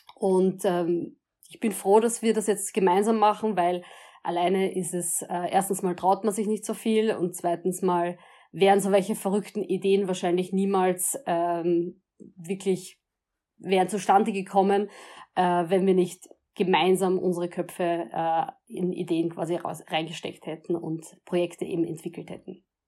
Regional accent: Vienna, Austria; als Wiener, man lebt an der Donau, wir sind alle stolz auf die Donau

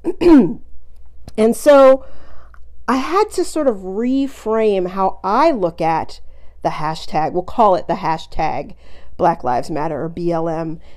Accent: United States; I'm from the United States

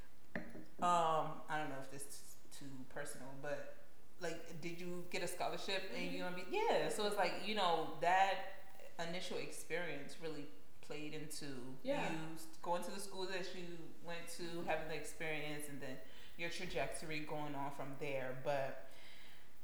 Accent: United States; born and raised in the States

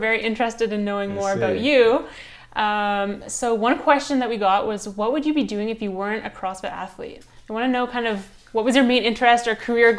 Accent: Canada; moved away; I was born on the West Coast, and I know I miss it all the time.

